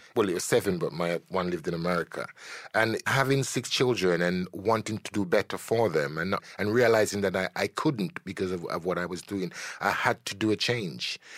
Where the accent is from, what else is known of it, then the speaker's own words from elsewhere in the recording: Jamaica; I'm a Jamaican born, a Caribbean born